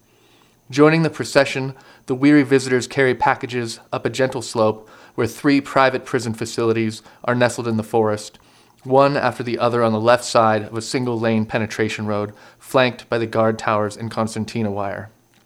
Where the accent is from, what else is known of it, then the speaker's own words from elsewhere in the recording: Central Oregon, United States; also born or lived in Brazil; Yeah, so I was born in Brazil in 1981 at the twilight of the military dictatorship there, and adopted as an infant to the United States to grow up in Central Oregon, in the foot of the high desert, in the foot of the Cascade Mountains.